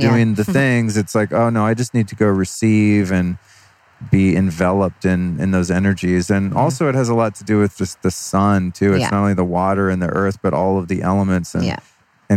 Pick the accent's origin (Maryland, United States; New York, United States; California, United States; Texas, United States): California, United States; Sebastopol; moved away as an adult; also born or lived in Colorado / Idaho; now in Los Angeles, United States; I grew up in Sebastopol and Sonoma County